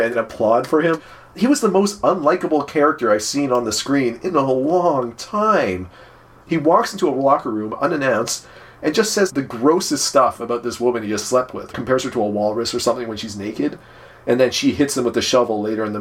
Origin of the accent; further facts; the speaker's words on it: Canada; I'm Canadian